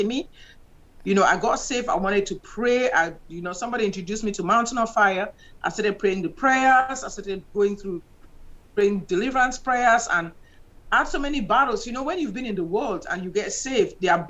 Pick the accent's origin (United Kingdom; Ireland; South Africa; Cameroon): Cameroon; moved away as an adult; also born or lived in Nigeria / New York / Alexandria, Louisiana; now in United States; I'm from Cameroon.